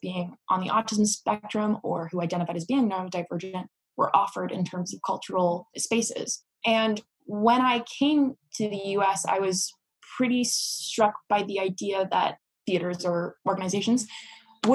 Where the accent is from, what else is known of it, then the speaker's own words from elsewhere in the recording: Singapore; also born or lived in Southeast Asia; Although I am American, both of my parents are American. I was raised in Singapore for most of my childhood and around Southeast Asia.